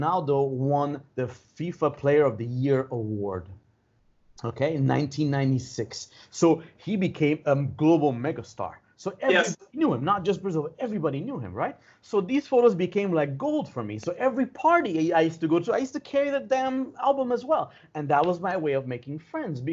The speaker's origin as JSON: {"language": "English", "country": "Iran", "moved": "yes", "said": "from Iran"}